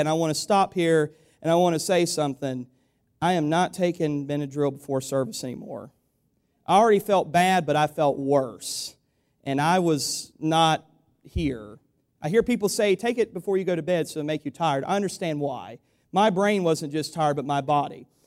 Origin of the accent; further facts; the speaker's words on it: United States; we have as Americans in this country